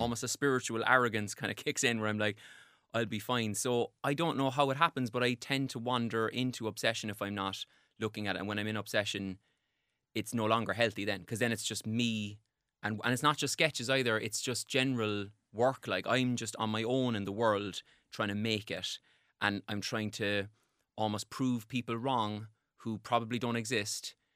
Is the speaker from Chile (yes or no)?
no; Cork, Munster, Ireland; I grew up in Cork